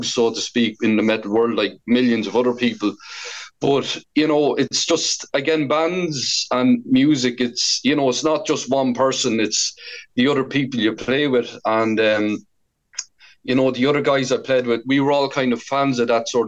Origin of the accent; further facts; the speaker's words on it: Portarlington, Laois, Ireland; moved away as an adult; now in Galway, Ireland; I'm from Port Arlington in Laois. I've been living in Galway since 2004